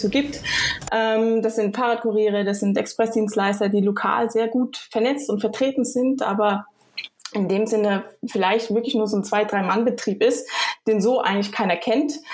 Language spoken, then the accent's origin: German; near Frankfurt, Hesse, Germany; also born or lived in Düsseldorf; now in Switzerland; geboren in Düsseldorf, aber aufgewachsen in der Nähe von Frankfurt